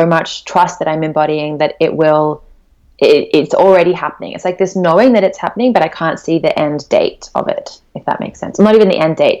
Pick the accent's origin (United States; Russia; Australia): Australia; We call it poke in Australia because we're Australian